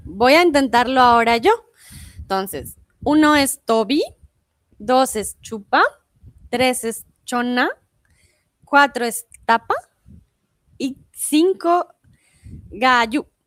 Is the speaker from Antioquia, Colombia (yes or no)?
no; Bogotá, Colombia; also born or lived in Mexico; now in Germany; yo soy de Bogotá, en Colombia